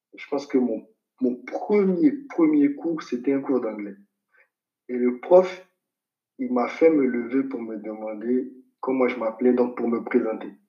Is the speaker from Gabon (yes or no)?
no; Abidjan, Côte d’Ivoire; moved away as an adult; now in Senegal; je suis né au CHU de Cocody, comme je disais tout à l'heure, à Abidjan. Et ensuite, j'ai vécu dans un petit appartement avec mon père, ma mère et mes frères à la Cité des hmm. Arts.